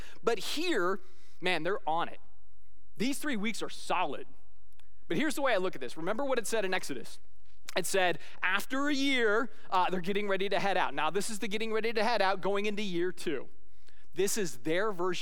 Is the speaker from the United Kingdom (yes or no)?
yes; Scotland, United Kingdom; as a Scotsman